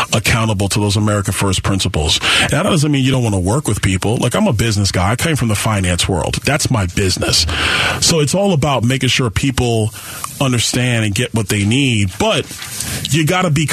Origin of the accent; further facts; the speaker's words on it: New York City, New York, United States; I grew up in Brooklyn, New York